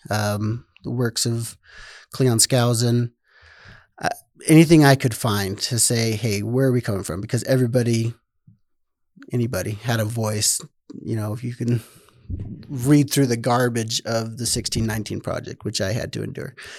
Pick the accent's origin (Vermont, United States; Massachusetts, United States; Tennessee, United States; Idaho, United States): Idaho, United States; Rigby; also born or lived in North Dakota; I am born and raised in, well, I grew up in Rigby, Idaho